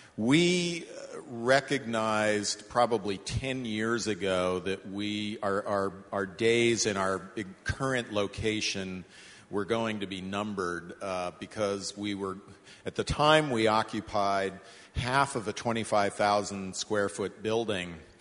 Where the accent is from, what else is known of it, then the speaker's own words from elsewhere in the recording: West Coast, United States; moved away as an adult; I grew up on the West Coast. I moved east when I was 19 and never looked back.